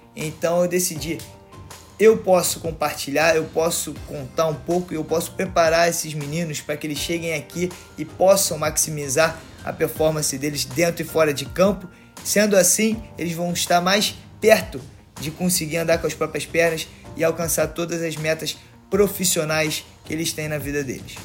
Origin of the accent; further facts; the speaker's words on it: Rio de Janeiro, Brazil; now in United States; sou do Rio de Janeiro